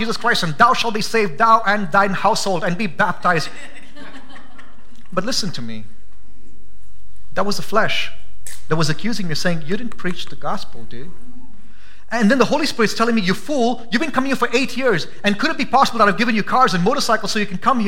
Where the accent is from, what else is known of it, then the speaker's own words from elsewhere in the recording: India; now in Boise, United States; I'm an Indian, forgive me. No, I'm an American now